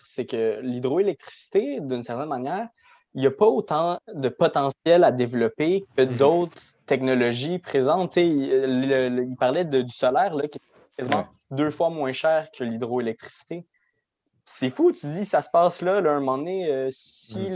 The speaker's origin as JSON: {"language": "French", "region": "Quebec", "country": "Canada", "said": "c'est nous les Québécois."}